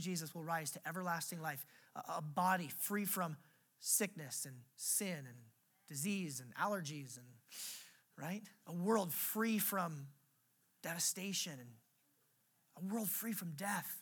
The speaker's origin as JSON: {"language": "English", "country": "United States"}